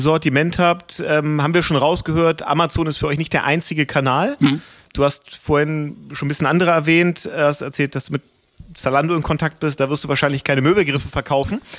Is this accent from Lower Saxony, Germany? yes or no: no; Hamburg, Germany; als Hamburger